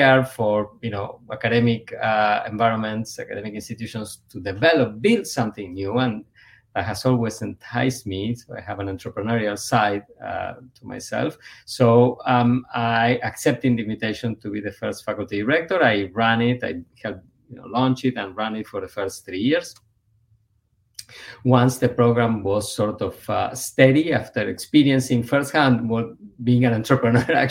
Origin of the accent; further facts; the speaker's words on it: Buenos Aires, Argentina; moved away as an adult; also born or lived in Ithaca, New York / Cambridge, Massachusetts / Evanston, Illinois; now in United States; born and raised in Buenos Aires, Argentina